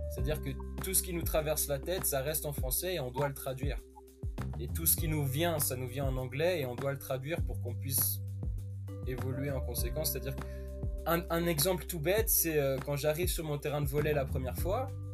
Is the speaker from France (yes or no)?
no; Switzerland; moved away as an adult; also born or lived in West Virginia, United States; j'ai 22 ans, je viens de Suisse